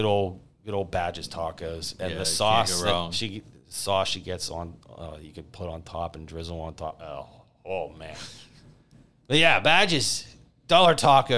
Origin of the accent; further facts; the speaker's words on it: Pittsburgh, Pennsylvania, United States; And we're from Pittsburgh area.